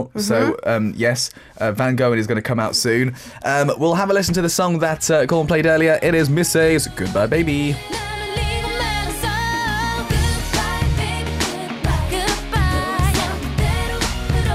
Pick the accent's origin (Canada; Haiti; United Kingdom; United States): United Kingdom; I'm British